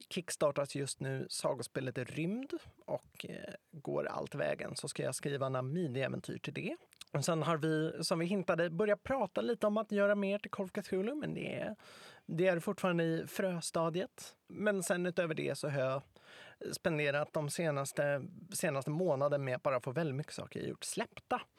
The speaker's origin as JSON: {"language": "Swedish", "town": "Stockholm", "region": "Stockholm County", "country": "Sweden", "tie": "born or raised there", "said": "För att jag är uppväxt i Stockholm, jag kan Stockholm bra, jag kan Stockholms historia bra"}